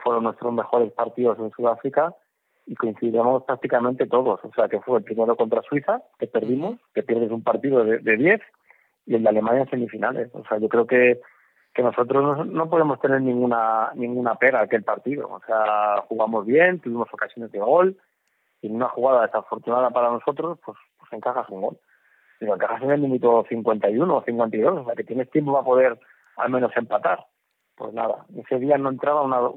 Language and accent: Spanish; Móstoles, Community of Madrid, Spain; also born or lived in Navalacruz; me he criado en Móstoles, soy madrileño y a mucha honra español.